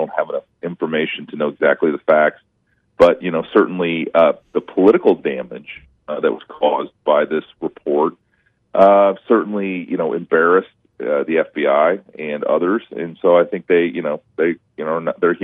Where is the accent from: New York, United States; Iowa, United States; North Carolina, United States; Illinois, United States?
Iowa, United States; my home state Senator Chuck Grassley